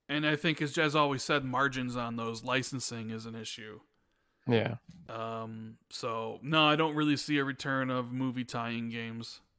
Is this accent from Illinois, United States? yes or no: yes; Chicago, Illinois, United States; born or raised there